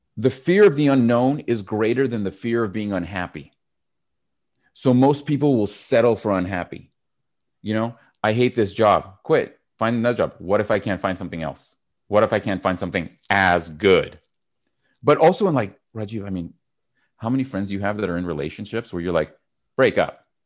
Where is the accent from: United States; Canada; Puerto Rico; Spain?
Canada; also born or lived in Montreal; I'm Canadian.